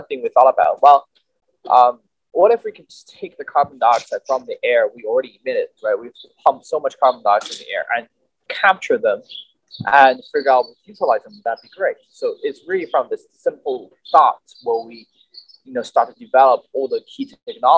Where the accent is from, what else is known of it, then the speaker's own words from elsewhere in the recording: Chengdu, Sichuan, China; moved away as an adult; now in Los Angeles, United States; I came from China, obviously, in a southwestern part of China called Sichuan Province. My hometown is Chengdu.